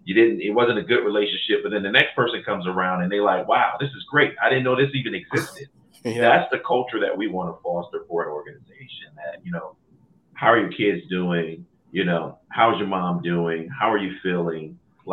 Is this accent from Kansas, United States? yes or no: no; Cleveland, Ohio, United States; moved away as an adult; also born or lived in Maryland; I'm originally from Cleveland, moved east to Maryland to go to Morgan State University